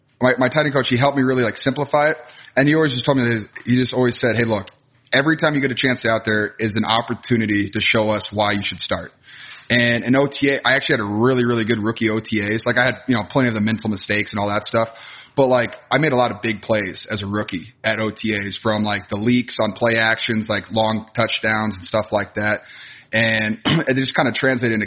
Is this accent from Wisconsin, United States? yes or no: yes; Wisconsin, United States; also born or lived in Iowa; growing up in Wisconsin